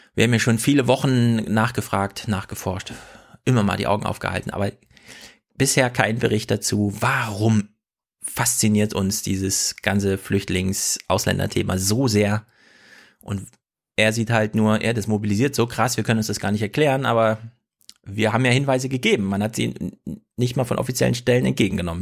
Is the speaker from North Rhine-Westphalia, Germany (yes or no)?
no; Jena, Thuringia, Germany; Ich komme ja aus Jena Winzerla